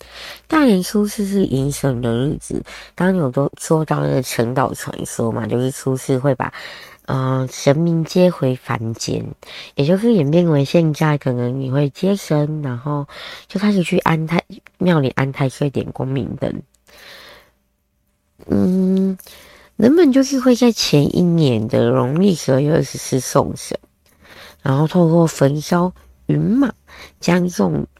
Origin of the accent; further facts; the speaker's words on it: southern Taiwan, Taiwan; 对，诶，对耶，好像我们都是吃菠菜。我是南部人，对，好像吃菠菜比较多一点。